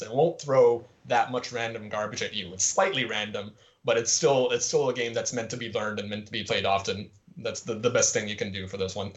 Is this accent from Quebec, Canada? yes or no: yes; Montreal, Quebec, Canada; I'm from Quebec, like the province of Quebec, but technically I'm from Montreal.